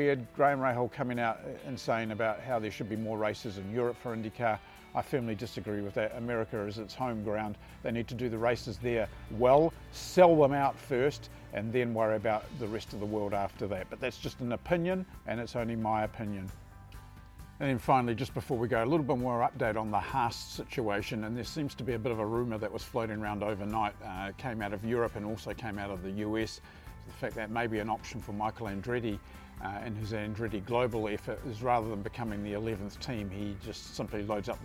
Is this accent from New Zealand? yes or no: yes; New Zealand; as a New Zealander